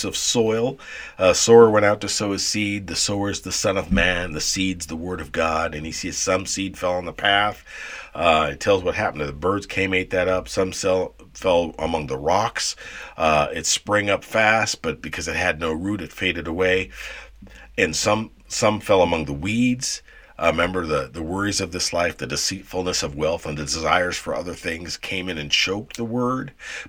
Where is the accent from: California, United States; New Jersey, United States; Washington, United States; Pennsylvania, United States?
Washington, United States; Seattle; I'm from Seattle